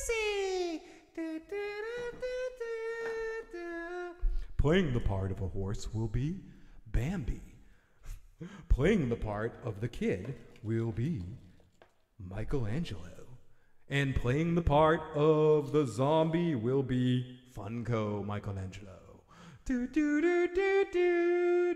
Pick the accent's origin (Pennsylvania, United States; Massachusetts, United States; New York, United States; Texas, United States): Massachusetts, United States; Boston; accent: Boston; There's my Boston accent coming out.